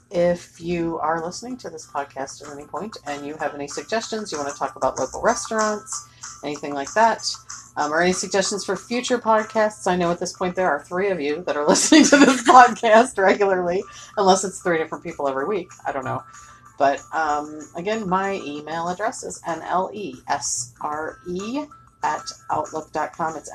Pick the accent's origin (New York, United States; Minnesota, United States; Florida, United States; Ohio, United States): Ohio, United States; Cincinnati; Which we will still go there because I'm from Cincinnati